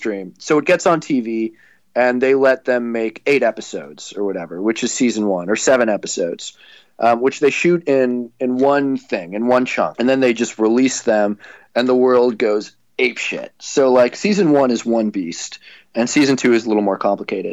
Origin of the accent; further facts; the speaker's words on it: Toronto, Ontario, Canada; I grew up in Toronto